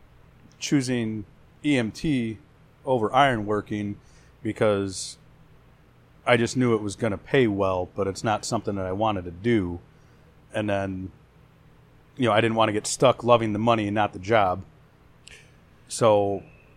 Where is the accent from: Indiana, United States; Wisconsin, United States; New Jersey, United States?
Indiana, United States; Hammond; I'm from Hammond originally